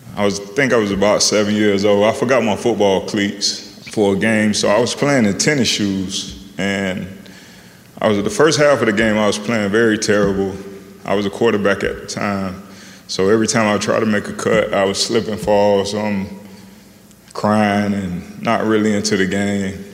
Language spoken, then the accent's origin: English; Miami, Florida, United States; moved away as an adult; I grew up in Miami.